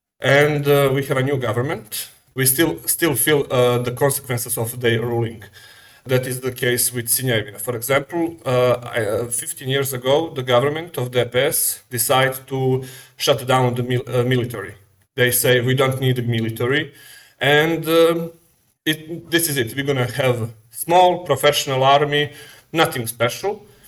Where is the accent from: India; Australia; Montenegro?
Montenegro; Okay, first I must say I am from Montenegro. That is a small country on the Balkan. That is a former Yugoslavian republic.